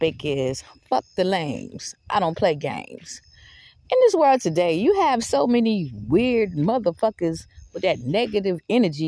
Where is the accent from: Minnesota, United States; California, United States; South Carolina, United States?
South Carolina, United States; Georgetown; moved away; I haven't lived in Georgetown, South Carolina in fucking 31 years, okay? I don't live in no goddamn Georgetown. I'm from Georgetown